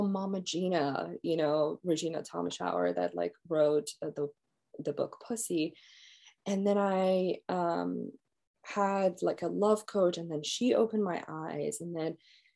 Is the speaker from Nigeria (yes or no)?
no; Iran; moved away as an adult; now in United States; growing up in Iran